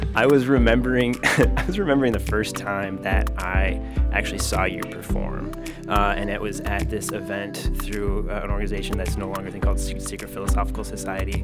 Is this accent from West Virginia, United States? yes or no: no; Michigan, United States; I grew up in Michigan, uh, small town